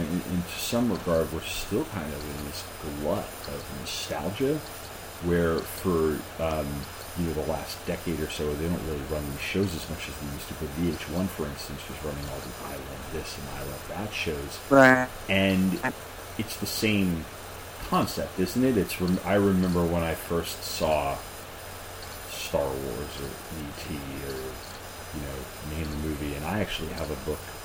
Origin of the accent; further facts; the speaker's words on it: Long Island, New York, United States; moved away; I'm from Long Island originally